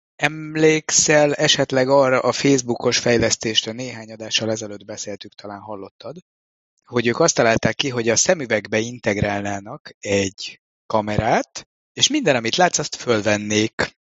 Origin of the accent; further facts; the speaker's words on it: Budapest, Hungary; én pedig Pesti vagyok